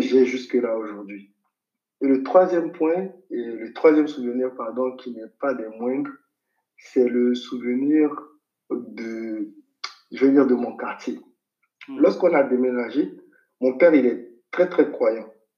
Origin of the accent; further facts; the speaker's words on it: Abidjan, Côte d’Ivoire; moved away as an adult; now in Senegal; je suis né au CHU de Cocody, comme je disais tout à l'heure, à Abidjan. Et ensuite, j'ai vécu dans un petit appartement avec mon père, ma mère et mes frères à la Cité des hmm. Arts.